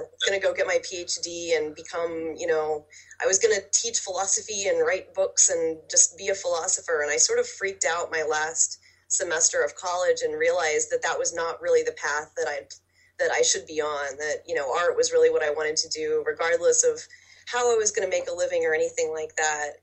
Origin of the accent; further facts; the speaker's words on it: Oklahoma, United States; I'm from Oklahoma